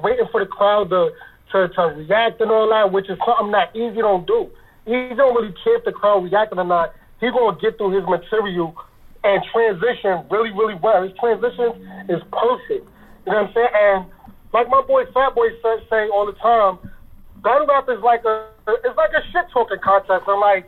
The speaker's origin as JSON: {"language": "English", "town": "Harlem", "region": "New York", "country": "United States", "said": "Why you have to throw out I'm from Harlem?"}